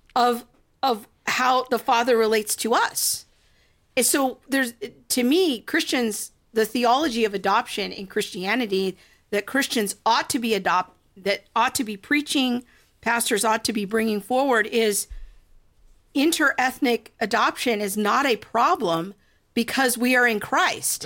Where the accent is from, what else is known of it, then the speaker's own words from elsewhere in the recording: United States; Whatever national heritage I might enjoy because I'm a good flag-waving girl as an American